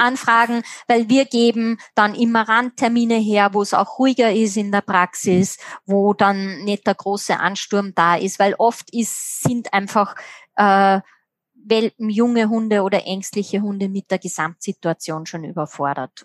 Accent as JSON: {"language": "German", "country": "Austria", "said": "bei uns in Österreich"}